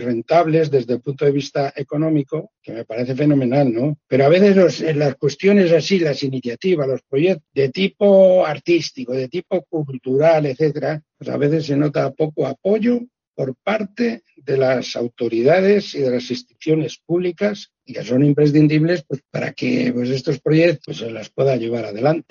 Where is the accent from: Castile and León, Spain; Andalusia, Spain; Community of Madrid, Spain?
Castile and León, Spain; born or raised there